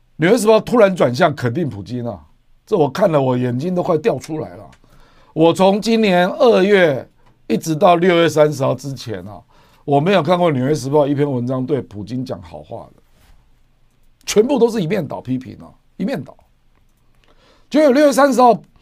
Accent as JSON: {"language": "Chinese", "country": "Taiwan", "said": "我们台湾，我们台湾人口才两千三百多万。"}